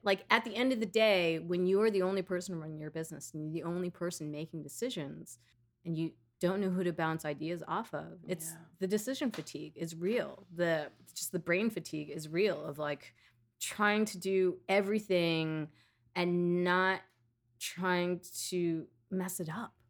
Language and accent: English; New York City, New York, United States; I was born and raised in Queens